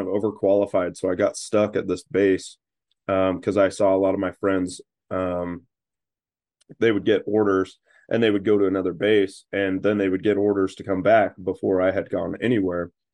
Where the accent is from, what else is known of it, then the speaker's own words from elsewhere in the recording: Utah, United States; also born or lived in Idaho / North Carolina; I was born in Idaho, but grew up mostly in Utah